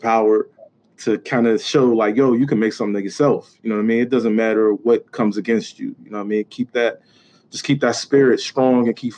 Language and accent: English; Pittsburgh, Pennsylvania, United States; I grew up in the projects. I was raised in the projects. And from there, I went to a neighborhood in the Hill